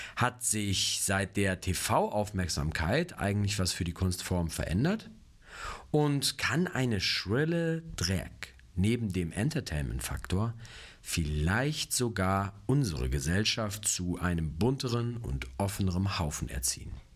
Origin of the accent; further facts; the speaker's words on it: Cologne area, North Rhine-Westphalia, Germany; now in Munich, Germany; ich komme ja eigentlich aus der Kölner Ecke